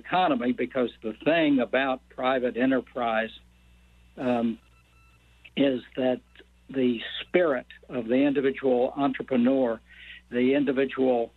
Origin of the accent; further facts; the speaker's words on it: Toledo, Ohio, United States; moved away as an adult; also born or lived in Southwest Virginia / Northeast United States; now in Richmond, United States; growing up in Toledo, Ohio